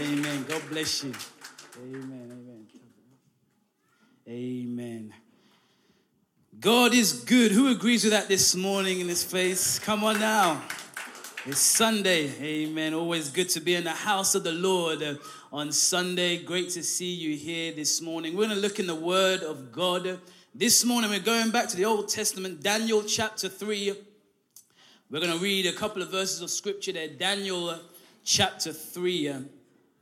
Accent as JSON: {"language": "English", "region": "London", "country": "United Kingdom", "also_born_or_lived": "Derby", "moved": "yes", "lives_now": "Hull, United Kingdom", "said": "we're all from London."}